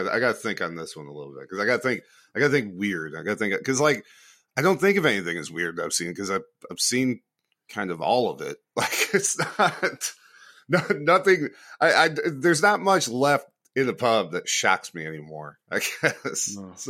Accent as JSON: {"language": "English", "country": "United States", "said": "And as an American at that time, you actually had to have done something"}